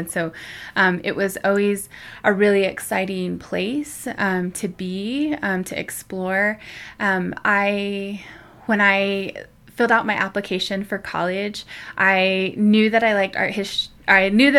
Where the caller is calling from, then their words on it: Santa Ana Pueblo, New Mexico, United States; I am connecting in from Tamaya Bakeya, the lands of the the Maya people in Santa Ana Pueblo. It's my partner's home in north central New Mexico, and it's where we raise our son and our family.